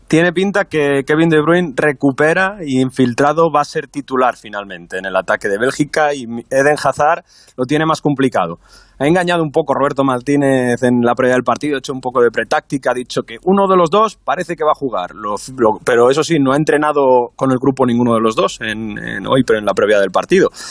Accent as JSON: {"language": "Spanish", "country": "Spain", "moved": "yes", "lives_now": "Italy", "said": "yo soy español, aunque viva en Italia"}